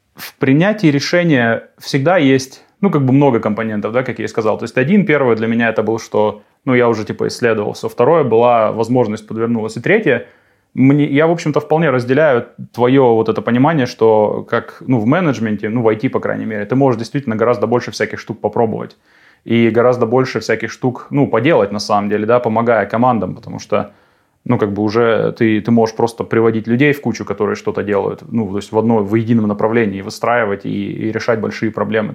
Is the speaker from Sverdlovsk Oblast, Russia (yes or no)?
no; Krasnoyarsk, Krasnoyarsk Krai, Russia; moved away as an adult; now in Germany; в родном городе, в Сибири, в Красноярске, откуда я, собственно, родом